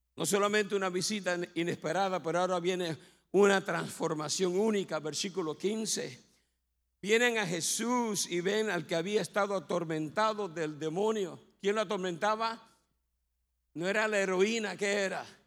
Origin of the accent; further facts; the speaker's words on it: Bayamón, Puerto Rico; yo me crié en Bayamón, en Punta Brava